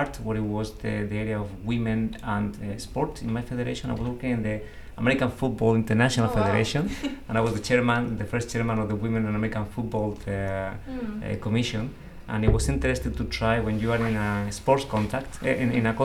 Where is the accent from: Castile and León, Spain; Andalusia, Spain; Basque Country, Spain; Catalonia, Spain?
Andalusia, Spain; Seville; I'm from Seville